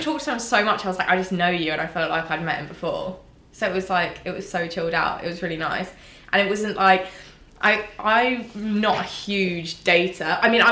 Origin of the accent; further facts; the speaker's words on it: Surrey, South East England, United Kingdom; I was from Surrey